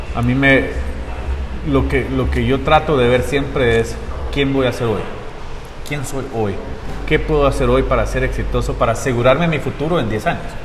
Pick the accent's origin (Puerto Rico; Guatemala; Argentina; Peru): Guatemala; Guatemala City, Guatemala Department; also born or lived in Costa Rica / Utah; now in North Salt Lake, Utah, United States; soy, soy de la ciudad de Guatemala. Este, nací en Costa Rica